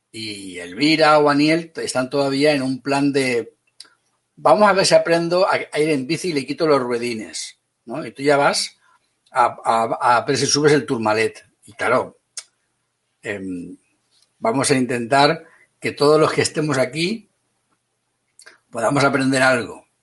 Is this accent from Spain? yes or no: yes; Valencia, Valencian Community, Spain; also born or lived in Madrid; yo nací en Madrid y soy de Valencia.